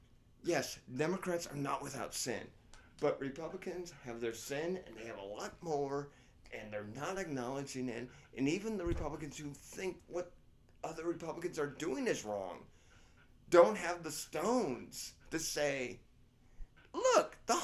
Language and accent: English; Ireland; I think Northern Ireland should be part of Ireland. That's just my belief because I'm Irish.